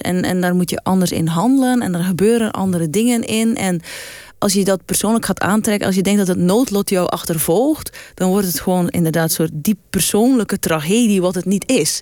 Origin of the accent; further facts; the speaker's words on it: West Flanders, Belgium; moved away; kom uit West-Vlaanderen. Dan zeggen we altijd je